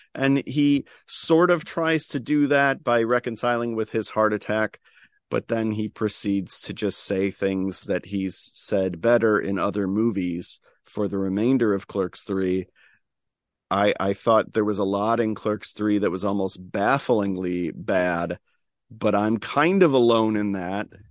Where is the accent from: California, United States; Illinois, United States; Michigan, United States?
Illinois, United States; Chicago; as a Chicagoan